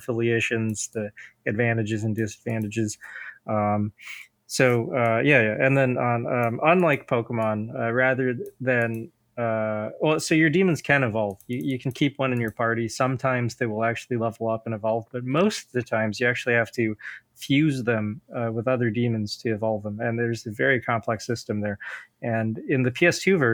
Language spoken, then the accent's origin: English; United States; I didn't move to America until I was like five. I grew up Buddhist